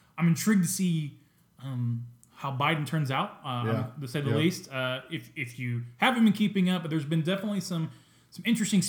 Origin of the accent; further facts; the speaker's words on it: United States